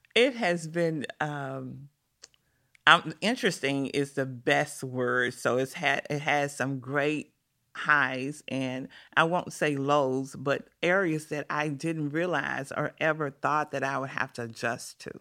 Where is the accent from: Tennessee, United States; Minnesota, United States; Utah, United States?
Tennessee, United States; Memphis; I grew up on a street called Exchange Street, right off of Poplar